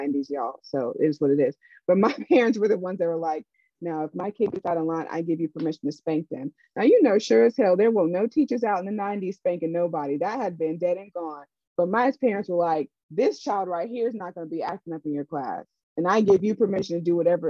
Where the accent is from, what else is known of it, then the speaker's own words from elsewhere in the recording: Raleigh, North Carolina, United States; I grew up in Raleigh, North Carolina, which is a very segregated city